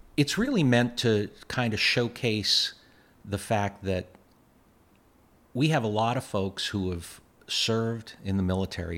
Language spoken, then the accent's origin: English; Boston, Massachusetts, United States; moved away as an adult; also born or lived in Montana / California; now in Plattsburgh, United States; I grew up in Boston from the time I was a year old